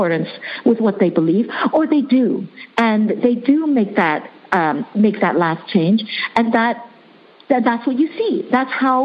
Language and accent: English; New York City, New York, United States; first language Chinese; English is a second language; moved away as an adult; also born or lived in Hong Kong; now in Netherlands; I was born in Hong Kong. I grew up in New York City, and I now live in the Netherlands